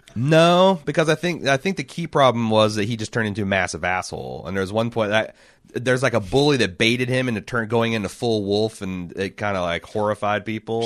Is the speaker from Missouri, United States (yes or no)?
no; Indiana, United States; we grew up in Indiana